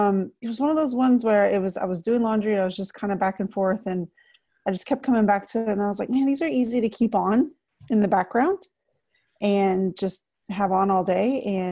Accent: Texas, United States; also born or lived in Northeast US; now in Northeast, United States; I'm originally from Texas, so that's why you hear me say a lot of y'alls, it's the Texan in me. I currently live in the Northeast

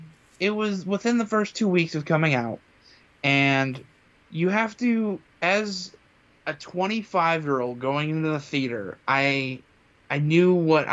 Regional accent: Chicago, Illinois, United States; I'm from Chicago area.

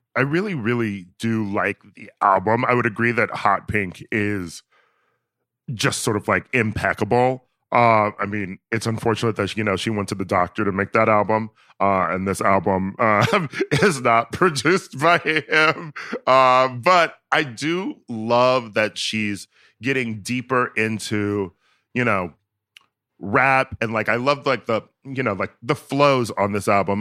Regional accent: Wisconsin, United States; I'm from Wisconsin

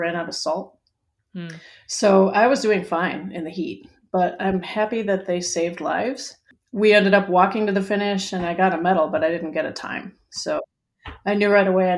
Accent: Chicago, Illinois, United States; moved away as an adult; now in North Carolina, United States; I grew up in Chicago, and then I moved to North Carolina during the pandemic

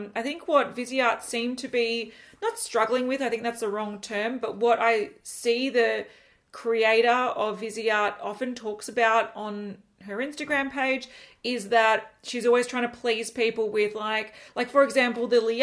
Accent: Australia; We are from Australia

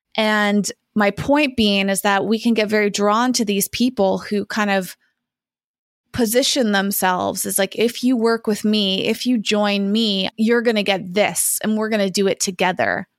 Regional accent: Massachusetts, United States; I grew up in Massachusetts.

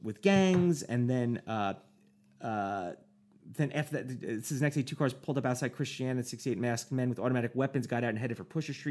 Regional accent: United States; Me as an American, I'd be like, I'm an American

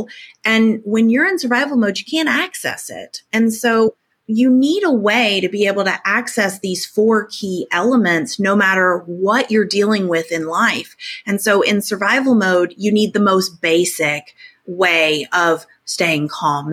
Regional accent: Tornado Alley, United States; now in Little Rock, United States; I grew up in Tornado Alley. I live in Tornado Alley again. We actually just had a tornado rip through Little Rock where I live just recently

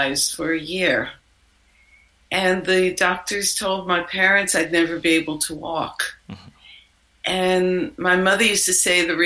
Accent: New York, United States; moved away as an adult; also born or lived in India / Germany; now in London, United Kingdom; I'm from New York originally, and I grew up there. But I live in London now. I've lived in London for about 30 years

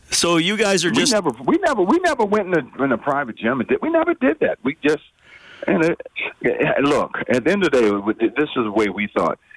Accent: Baltimore, Maryland, United States; Well, I had a couple playground legends. I grew up in Baltimore who really taught me how to play the game.

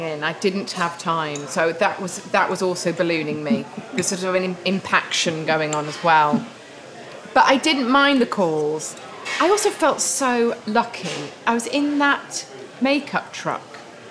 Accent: Beverley, Yorkshire and the Humber, United Kingdom; moved away; also born or lived in Pocklington; I was from Beverly in East Yorkshire

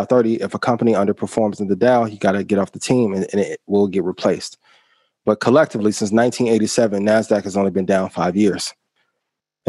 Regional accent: Indiana, United States; I'm from Indiana

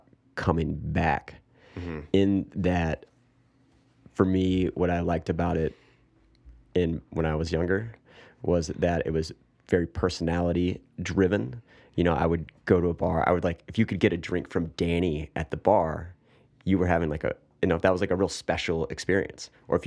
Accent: Raleigh, North Carolina, United States; I'm from Raleigh.

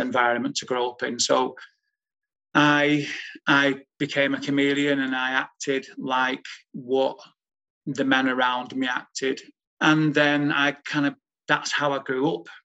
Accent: Manchester, North West England, United Kingdom; growing up in a big Irish family, born and raised in Moss Side in 1965, in Manchester

